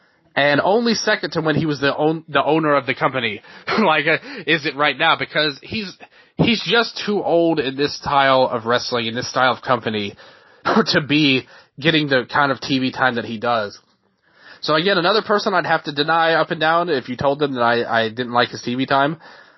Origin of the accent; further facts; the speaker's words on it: Memphis, Tennessee, United States; I'm from Tennessee. You know, I'm literally born and raised in Memphis.